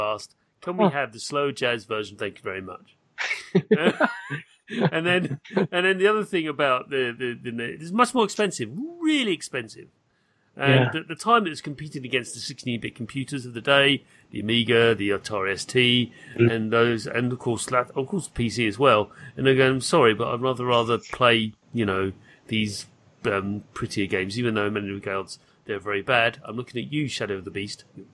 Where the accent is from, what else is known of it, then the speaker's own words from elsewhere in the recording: United Kingdom; I'm British